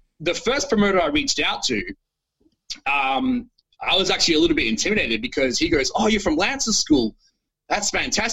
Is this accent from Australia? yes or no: yes; Australia; being the Australian guy overseas